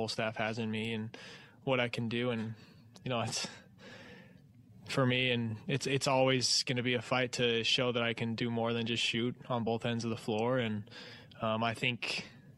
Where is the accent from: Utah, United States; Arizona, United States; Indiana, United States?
Utah, United States; moved away; I grew up in Utah